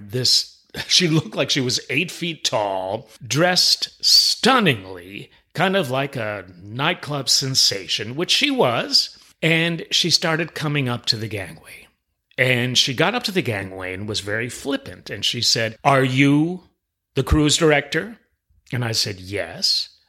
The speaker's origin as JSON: {"language": "English", "town": "New York City", "region": "New York", "country": "United States", "moved": "yes", "said": "I'm originally from New York City"}